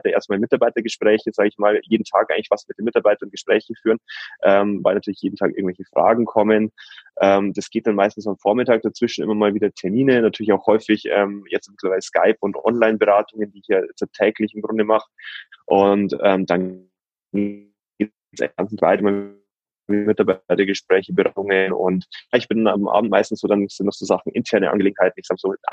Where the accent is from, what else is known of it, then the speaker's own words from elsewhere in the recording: Regensburg, Bavaria, Germany; Ich bin aus Regensburg, bin Steuerberater